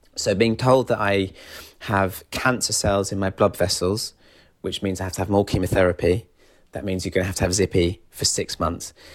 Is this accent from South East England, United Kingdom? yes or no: yes; Kent, South East England, United Kingdom; moved away as an adult; now in London, United Kingdom; I'm from Kent originally, but I've been living in London for eight years